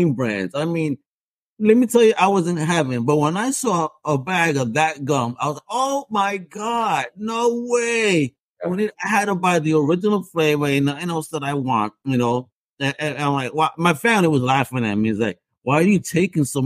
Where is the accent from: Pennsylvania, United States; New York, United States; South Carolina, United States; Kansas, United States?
New York, United States; New York City; I was in Forest Hill, Queens as a kid